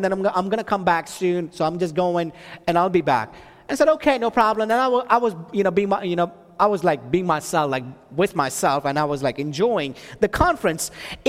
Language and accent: English; Texas, United States; She's from North Carolina, and then I'm from Texas.